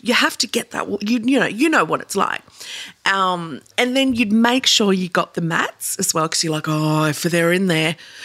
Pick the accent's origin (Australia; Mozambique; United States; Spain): Australia; Seaforth, New South Wales; I grew up in Seaforth, so we had it at the Manly water slides